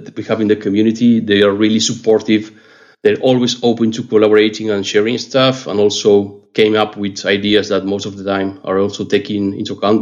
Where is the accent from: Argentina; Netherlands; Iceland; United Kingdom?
Argentina; moved away as an adult; now in Paris, France; I'm from Argentina, but I'm based in Paris. I moved to France back in 2017.